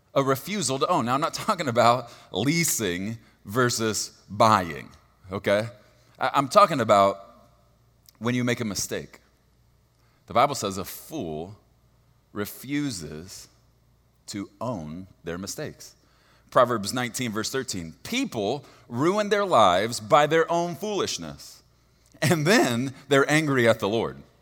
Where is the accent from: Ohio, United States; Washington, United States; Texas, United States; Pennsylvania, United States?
Texas, United States; I'm from Texas, and, and so it will make sense that I don't use good English